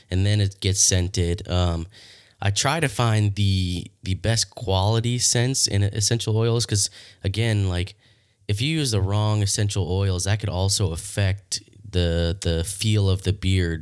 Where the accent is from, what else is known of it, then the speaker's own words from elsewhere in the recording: Leesburg, Florida, United States; I'm born and raised in Leesburg, Florida. I've been here my whole life